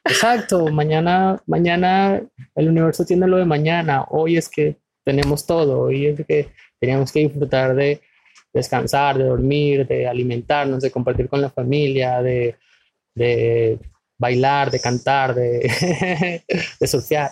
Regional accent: Venezuela; moved away as an adult; now in Ecuador; soy de Venezuela, tengo 31 años y de los cuales yo viviendo en Ecuador 7 años

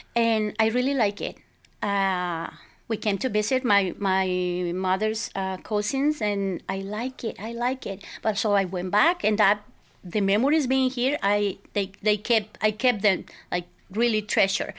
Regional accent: Culiacán, Sinaloa, Mexico; moved away; I was born and raised in Mexico

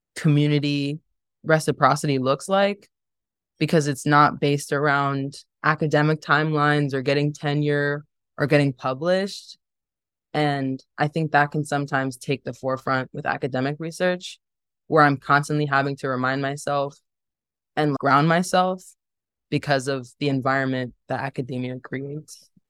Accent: Dayton, Ohio, United States; also born or lived in Cleveland, Ohio; growing up in Dayton

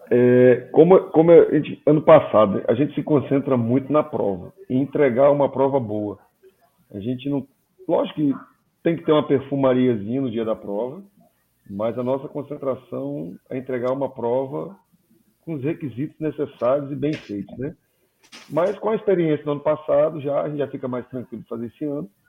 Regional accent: Espírito Santo, Brazil; Me corrija, eu, eu sou capixaba, alguma.

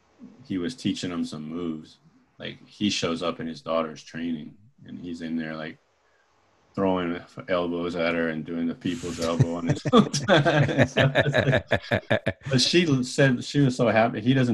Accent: Augusta, Georgia, United States; also born or lived in Hawaii; Well, I was born in Georgia.

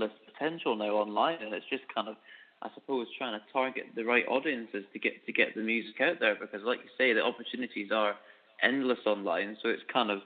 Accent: Edinburgh, Scotland, United Kingdom; moved away as an adult; now in Glasgow, United Kingdom; I'm from Edinburgh, but I'm living in Glasgow now in Scotland.

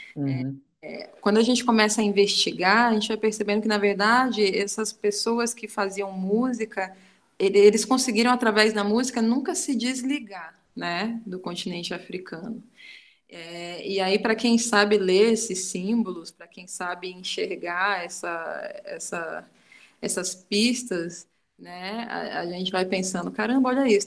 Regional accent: far south of Bahia, Brazil; now in Southeast Brazil; uma mulher preta, é, nordestina, sabe? É, que está já há muito tempo aqui nessa, nessa migração, né? Eu venho do extremo sul da Bahia

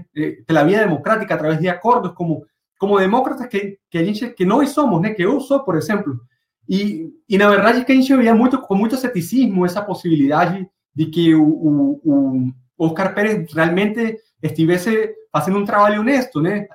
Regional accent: Venezuela

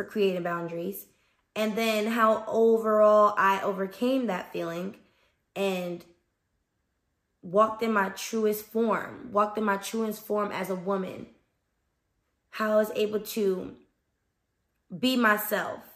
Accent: Newark, New Jersey, United States; moved away; So I'm from New Jersey, Brick City, North New Jersey.

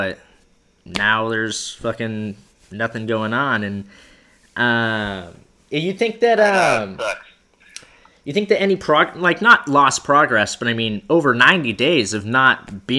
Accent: Florida, United States; moved away; Okay, well, I'm from Florida

